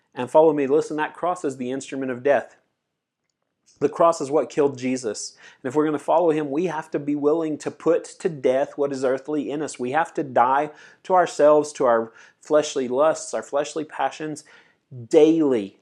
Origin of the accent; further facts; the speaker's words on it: United States; as an American, American teenager guy